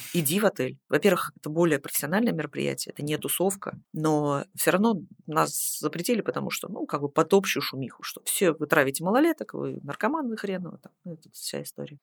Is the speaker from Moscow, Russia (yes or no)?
no; Saint Petersburg, Russia; я, в принципе, из Питера. Mm-hmm. Я все образование здесь получала